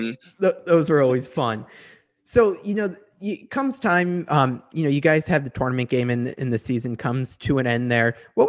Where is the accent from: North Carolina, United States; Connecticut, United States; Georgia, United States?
Connecticut, United States; moved away; I'm from Connecticut originally, grew up a UConn fan, but went to GW.